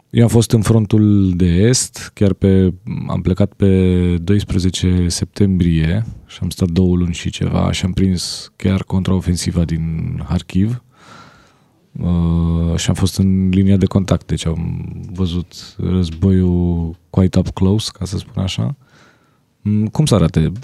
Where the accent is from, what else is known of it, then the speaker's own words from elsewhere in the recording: Romania; sunt din România